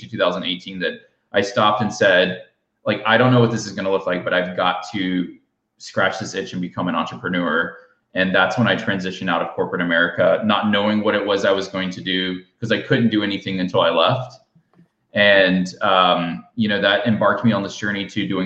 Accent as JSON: {"language": "English", "region": "Alabama", "country": "United States", "tie": "born or raised there", "moved": "yes", "lives_now": "Austin, United States", "said": "I'm in Alabama right now because I grew up in Alabama"}